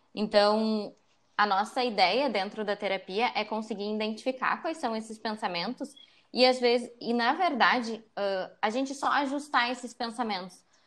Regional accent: Porto Alegre, Rio Grande do Sul, Brazil; Eu sou uma pessoa que nasci em Porto Alegre, passei praticamente toda a minha vida em Porto Alegre.

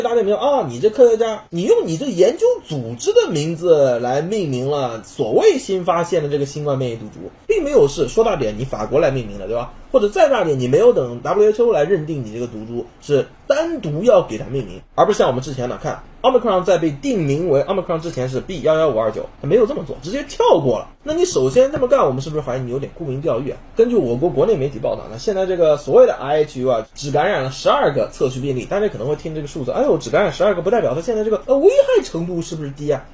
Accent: China; 我们中国人

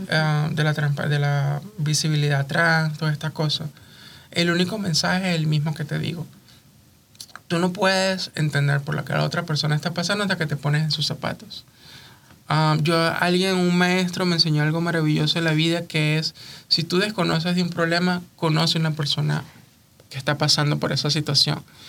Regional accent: Venezuela; now in United States; mi diáspora venezolana

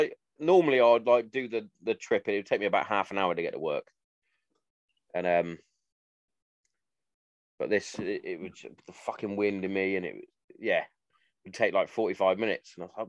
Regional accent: Hereford, West Midlands, United Kingdom; Like, when I grew up, where I grew up in Hereford is quite a placid sort of place, considering the blokes that live there.

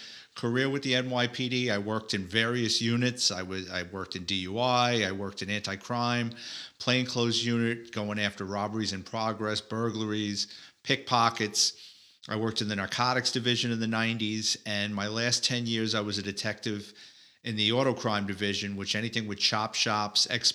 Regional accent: New York City, New York, United States; I was born and raised in the Bronx, lower middle class kid

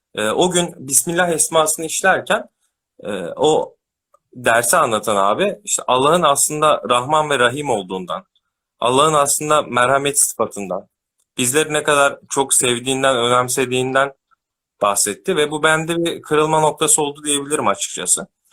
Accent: Ankara, Turkey; 94 Ankara doğumluyum.

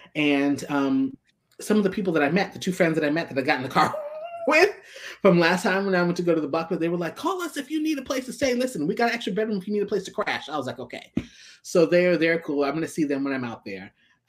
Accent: New York City, New York, United States; I'm from Brooklyn.

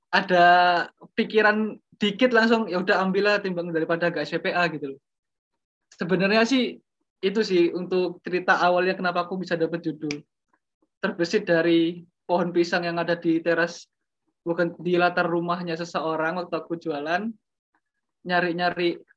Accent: Lumajang, East Java, Indonesia; aku udah di Lumajang kan, di kota asalku di Lumajang dan aku juga ya berjualan di situ.

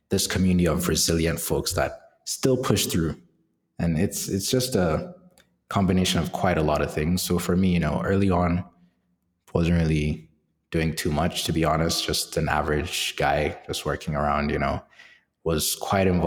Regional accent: Nigeria; So Nigeria is a it's, a crazy country, and it's it's both entertaining and is also both quite crazy from an economic standpoint. So living there is a mix of, I guess, using comedy to cope

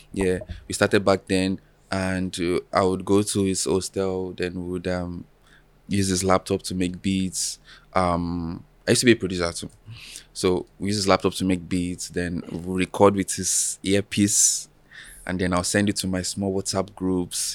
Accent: Alagbado, Lagos, later Osun State, Nigeria; now in Lagos, Nigeria; I was born and raised in Alagbado, Lagos

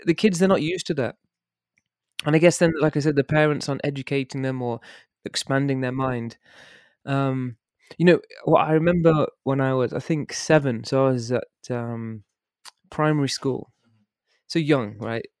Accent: Worcester, West Midlands, United Kingdom; moved away as an adult; now in Germany; I was born and grew up in a place called Worcester

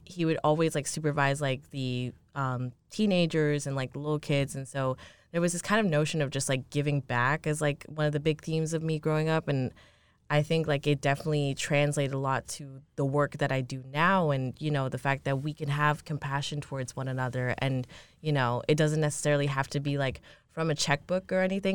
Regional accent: New York, United States; I grew up, I'm from New York

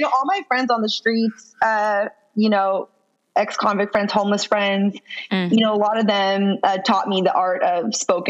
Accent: San Francisco, California, United States; I'm originally from San Francisco, California. I grew up in the hood, like the hood

